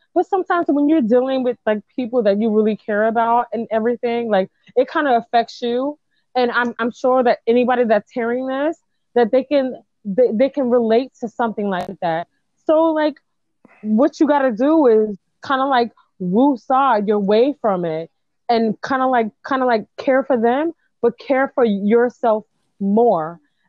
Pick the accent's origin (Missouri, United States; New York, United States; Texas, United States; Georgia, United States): New York, United States; New York City; Because I'm from the Bronx, homie.